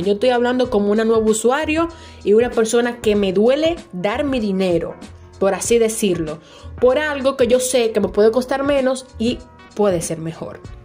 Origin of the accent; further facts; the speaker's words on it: Dominican Republic; noticias y cosas de República Dominicana que en mi país